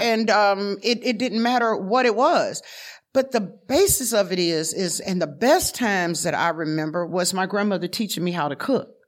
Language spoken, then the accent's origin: English; the South, United States; moved away; I was from the South